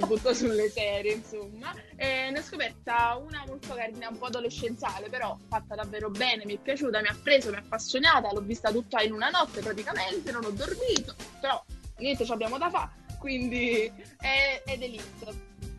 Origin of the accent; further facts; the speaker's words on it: Naples, Campania, Italy; io da buona napoletana